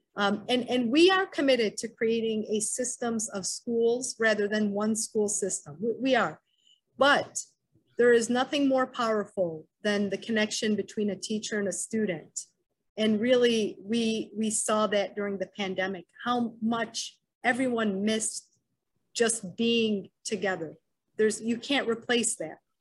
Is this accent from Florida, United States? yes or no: no; Wayne, Michigan, United States; I grew up in Wayne, Michigan, attended Wayne Memorial High School